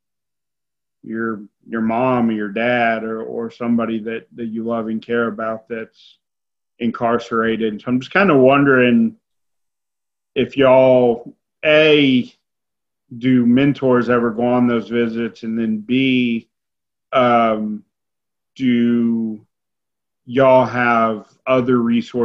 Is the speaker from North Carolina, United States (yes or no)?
yes; Lexington, North Carolina, United States; I grew up in Lexington, but in Lexington, North Carolina